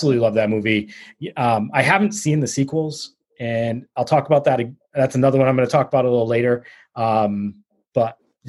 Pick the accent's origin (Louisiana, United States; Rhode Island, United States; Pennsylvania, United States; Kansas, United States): Rhode Island, United States; Pawtucket; out of Pawtucket, Rhode Island. My hometown.